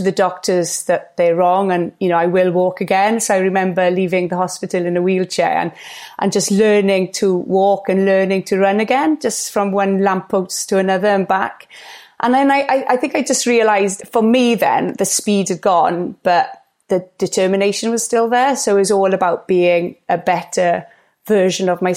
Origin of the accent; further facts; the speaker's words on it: Gower, Wales, United Kingdom; I was brought up on Gower